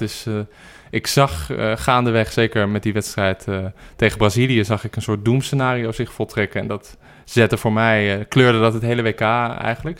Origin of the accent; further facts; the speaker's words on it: Amsterdam, North Holland, Netherlands; ik ben geboren en getogen in Amsterdam